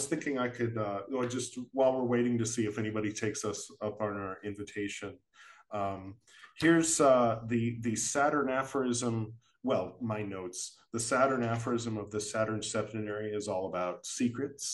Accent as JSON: {"language": "English", "country": "United States", "said": "as an American"}